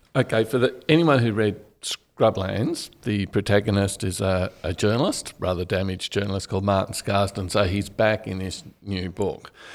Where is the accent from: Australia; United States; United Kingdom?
Australia; Canberra, Australian Capital Territory; also born or lived in Bathurst; I grew up in Canberra, so it's a kind of the definition of a boring childhood